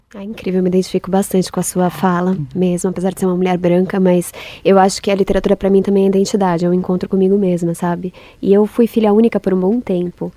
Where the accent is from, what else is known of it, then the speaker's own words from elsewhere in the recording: São Paulo, Brazil; nasci em São Paulo